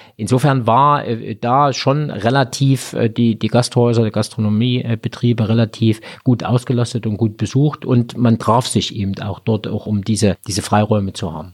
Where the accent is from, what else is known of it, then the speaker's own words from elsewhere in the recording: Thuringia, Germany; bei uns in Thüringen